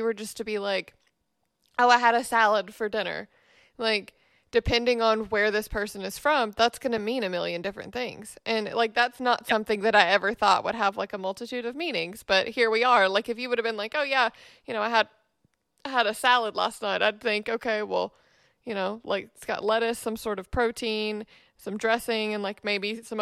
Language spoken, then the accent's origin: English; Memphis, Tennessee, United States; I grew up in Memphis